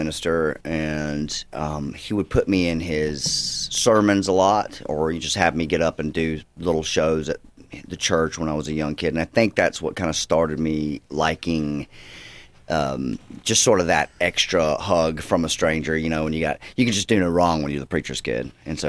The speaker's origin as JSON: {"language": "English", "region": "Georgia", "country": "United States", "tie": "born or raised there", "also_born_or_lived": "Fort Worth, Texas", "lives_now": "Los Angeles, United States", "said": "And I was born in Fort Worth, Texas, just because my dad was going to seminary school there. But they're from Georgia."}